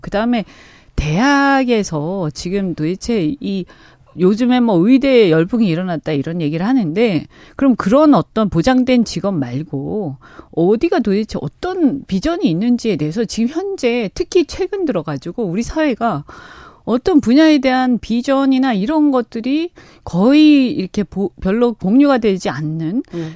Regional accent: Busan, South Korea; 제 고향이라서

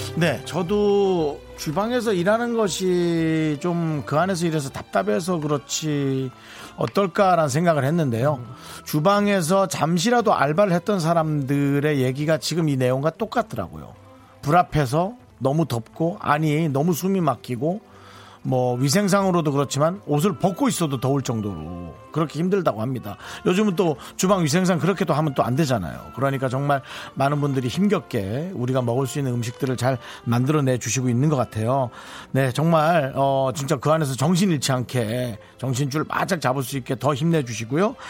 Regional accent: Gangneung, Gangwon, South Korea; 제가 대관령 옆에 강릉 출신인데

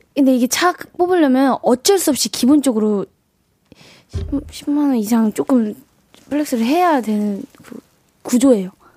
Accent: Yangpyeong, Gyeonggi Province, South Korea; moved away; 본가가 양평이어가지고

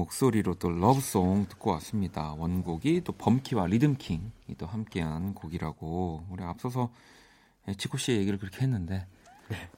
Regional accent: South Korea; 한국에서 나고 자라서

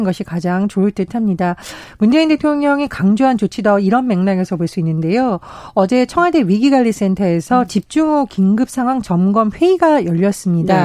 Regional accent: Gangwon, South Korea; 제가 이제 고향이 강원도인데

